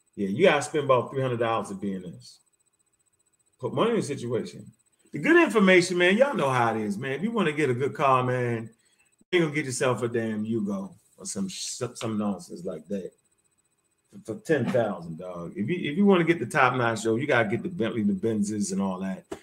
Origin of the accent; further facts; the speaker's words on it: Baltimore, Maryland, United States; I come straight from Baltimore. I come straight off the street